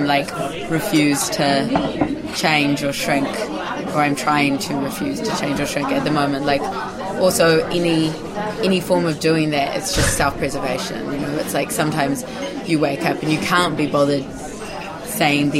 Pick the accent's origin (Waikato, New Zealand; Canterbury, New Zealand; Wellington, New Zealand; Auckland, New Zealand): Waikato, New Zealand; Hamilton; I was born here. I was born in Hamilton.